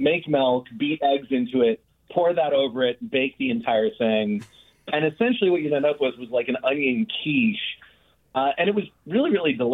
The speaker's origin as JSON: {"language": "English", "region": "Maine", "country": "United States", "tie": "born or raised there", "moved": "yes", "lives_now": "Oakland, United States", "said": "I grew up in Maine on welfare"}